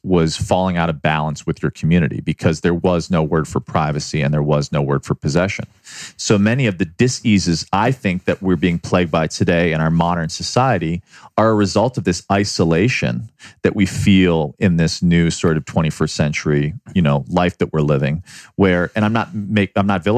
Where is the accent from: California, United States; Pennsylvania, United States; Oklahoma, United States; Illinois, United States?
Illinois, United States; Chicago; also born or lived in New York City; now in Los Angeles, United States; I grew up in Chicago